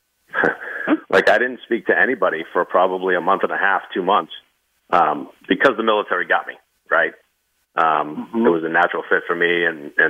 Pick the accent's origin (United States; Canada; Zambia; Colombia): United States; Northeast; my hometown is a very, very blue-collar town up in the Northeast